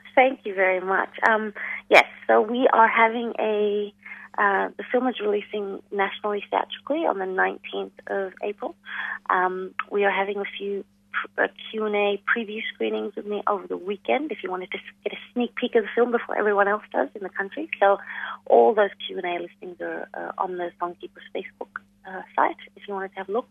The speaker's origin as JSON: {"language": "English", "town": "New Delhi", "region": "Delhi", "country": "India", "tie": "born or raised there", "also_born_or_lived": "Melbourne, Australia", "moved": "as an adult", "lives_now": "Darwin, Australia", "said": "I was born and I grew up in New Delhi, in India."}